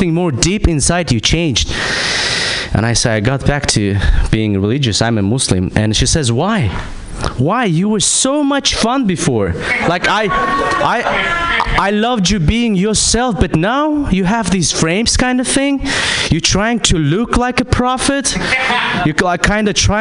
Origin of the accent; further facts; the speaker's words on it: Kazakhstan; moved away; I'm from Kazakhstan